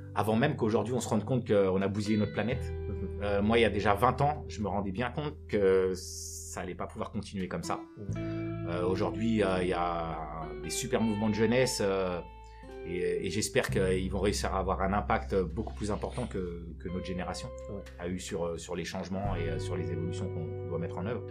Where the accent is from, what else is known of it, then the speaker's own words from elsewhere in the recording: Aubervilliers, Île-de-France, France; also born or lived in Senegal; je suis, né au Sénégal. Je suis arrivé euh, en France euh, très jeune. et j'ai grandi à Aubervilliers.